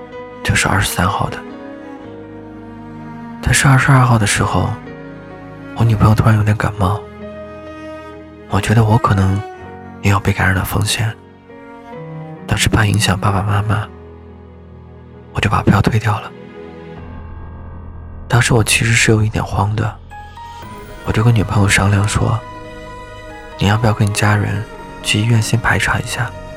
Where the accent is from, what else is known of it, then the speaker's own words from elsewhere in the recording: Liaoning, China; also born or lived in Beijing; now in Wuhan, China; 我在武汉的江夏区，武汉一直在下雨，最近几天有点冷。我是辽宁人，去年八月份之前一直在北京生活